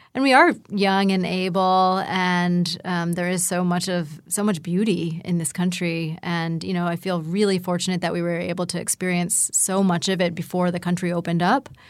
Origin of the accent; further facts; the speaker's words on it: Pittsburgh, Pennsylvania, United States; moved away; also born or lived in Asheville; I'm from Pittsburgh